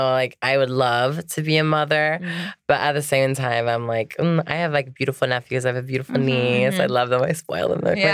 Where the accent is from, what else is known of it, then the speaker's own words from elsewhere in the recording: Florida, United States; I'm from Florida, grew up on a farm